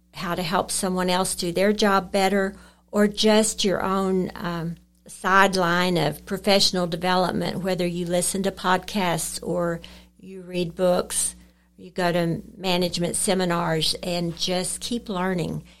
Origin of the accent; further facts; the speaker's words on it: Lubbock, Texas, United States; moved away as an adult; also born or lived in Lamesa, Texas; I grew up in Lubbock, graduated from Monterey High School and from Texas Tech